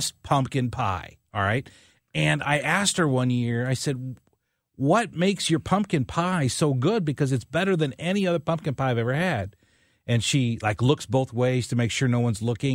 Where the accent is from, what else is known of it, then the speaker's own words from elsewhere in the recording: Southern Illinois, United States; When I was growing up in Southern Illinois, we didn't do Halloween decorations